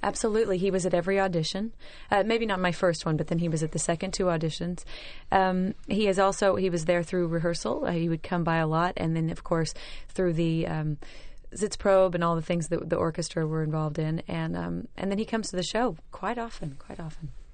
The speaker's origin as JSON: {"language": "English", "region": "Oklahoma", "country": "United States", "said": "I'm from Oklahoma"}